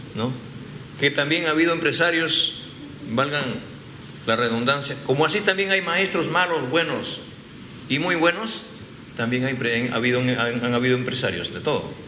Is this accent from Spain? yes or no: no; Peru; en mi país